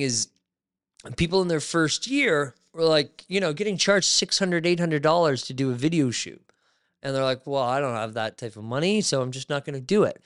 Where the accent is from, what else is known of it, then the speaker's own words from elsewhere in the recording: Barrie, Ontario, Canada; moved away as an adult; now in Niagara, Canada; I grew up in Barrie. I moved to Niagara